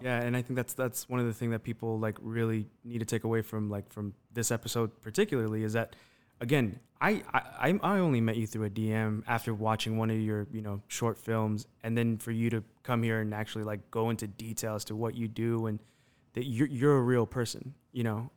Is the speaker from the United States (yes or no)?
yes; Las Vegas, Nevada, United States; we're from Las Vegas. I, I was born and raised out here